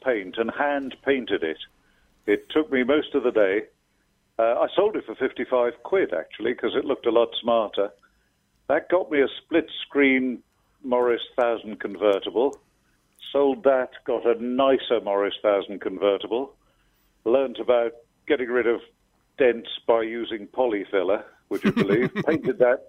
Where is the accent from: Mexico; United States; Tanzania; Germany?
Tanzania; first language Swahili; English is a second language; moved away; I was born in Tanzania, born and raised there. My first language was Swahili.